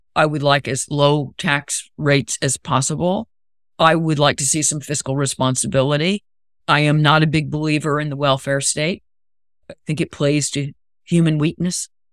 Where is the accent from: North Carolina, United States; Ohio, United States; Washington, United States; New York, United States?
North Carolina, United States; Raleigh; the monuments I grew up around in Raleigh